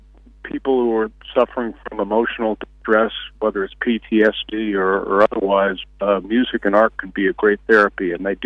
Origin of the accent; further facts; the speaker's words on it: United States; the town that I grew up in, where I still live now, has changed dramatically.